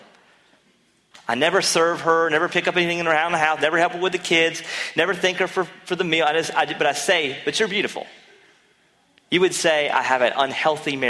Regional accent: North Carolina, United States; I'm from North Carolina

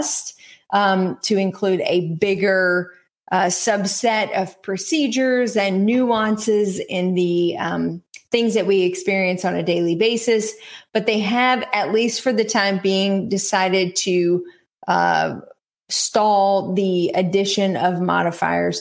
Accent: North Carolina, United States; East Carolina University in my home state

